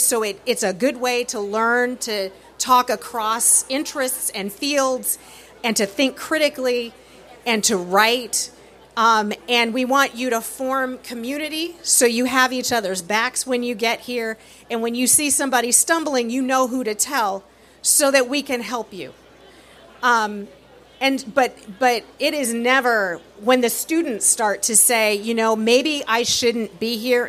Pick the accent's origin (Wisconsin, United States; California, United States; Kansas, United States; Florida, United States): California, United States; moved away; I'm from California